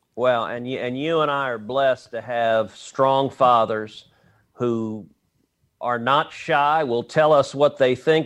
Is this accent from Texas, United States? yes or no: yes; Texas, United States; I'm a Texan